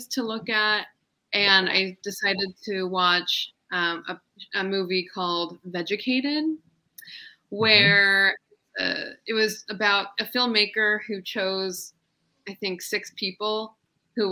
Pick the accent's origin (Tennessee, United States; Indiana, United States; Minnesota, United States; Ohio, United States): Ohio, United States; Columbus; I'm from Columbus, Ohio.